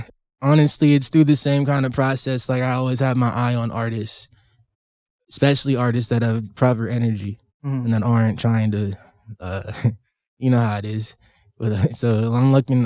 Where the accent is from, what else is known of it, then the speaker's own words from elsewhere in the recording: California, United States; now in Washington, United States; I'm from California